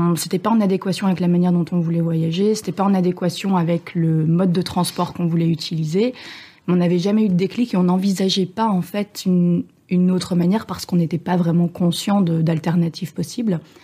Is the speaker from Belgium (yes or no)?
yes; Belgium; moved away as an adult; now in France; je viens de Belgique, mais j'habite euh, à bord de mon voilier depuis quelques mois en France